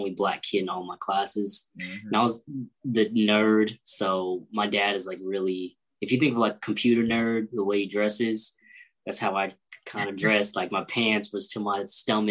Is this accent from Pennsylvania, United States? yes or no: no; Liberty, Missouri, United States; also born or lived in Grandview, Missouri / Kansas City, Missouri; I'm from Kansas City. I grew up in Grandview for a little part of my life. And then my family and I moved to Liberty, Missouri, where I spent like the rest of my elementary to high school years